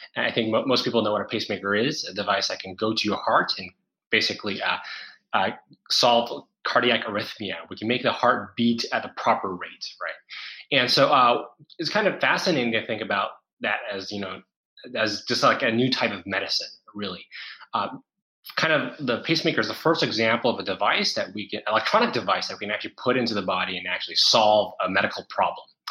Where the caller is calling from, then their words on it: Singapore; I'm calling in from Singapore